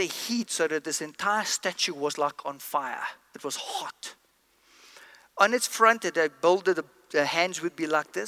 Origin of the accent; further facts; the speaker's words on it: East London, Eastern Cape, South Africa; I come from East London, South Africa